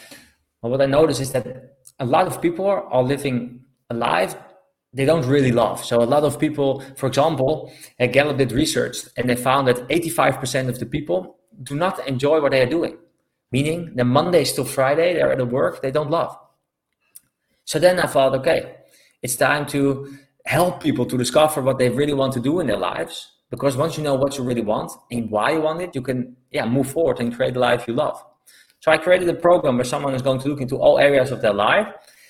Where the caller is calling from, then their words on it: Algarve, Portugal; So I'm calling from Portugal, the Algarve to be specific.